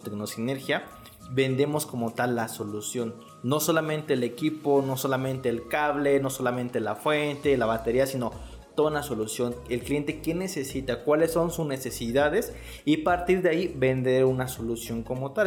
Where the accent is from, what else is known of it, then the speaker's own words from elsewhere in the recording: Mexico; qué hacemos como todo mexicano